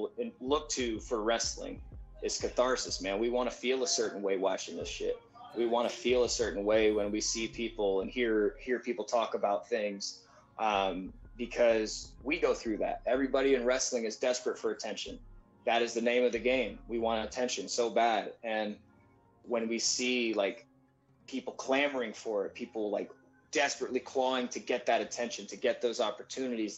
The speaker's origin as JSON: {"language": "English", "region": "Texas", "country": "United States", "also_born_or_lived": "San Antonio, Texas / Houston, Texas", "said": "I'm just a kid from Texas"}